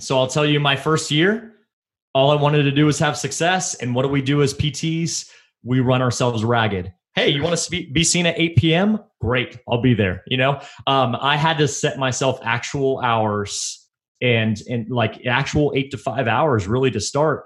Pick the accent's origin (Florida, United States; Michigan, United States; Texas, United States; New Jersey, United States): Texas, United States; now in Colorado, United States; I'm from Texas